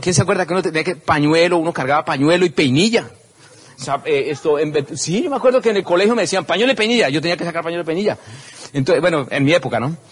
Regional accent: Simacota, Santander, Colombia; simacota, que es en mi pueblito donde nací, eh, es un pueblito que queda en Santander, cerca a Socorro

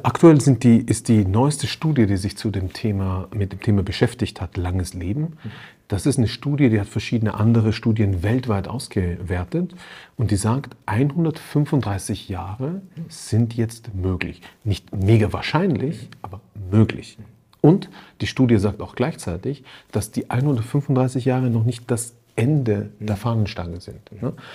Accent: Austria; ich bin in Österreich aufgewachsen, da fährst du als Schüler immer zum Skifahren

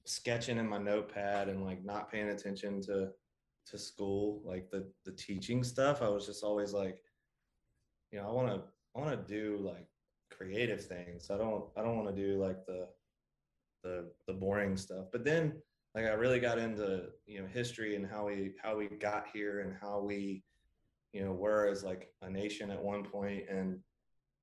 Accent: Greensboro, North Carolina, United States; I was born and raised in the Carolinas. So Greensboro, North Carolina

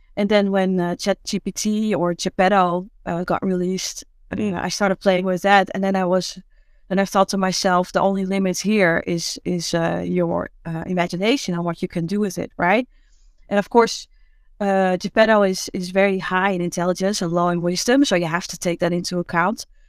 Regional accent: Amsterdam, North Holland, Netherlands; I'm from Amsterdam.

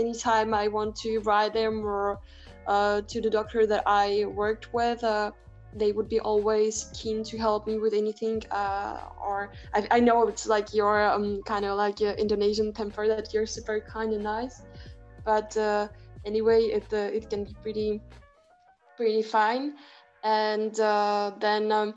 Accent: Prague, Czechia; I come from Prague, from the Czech Republic.

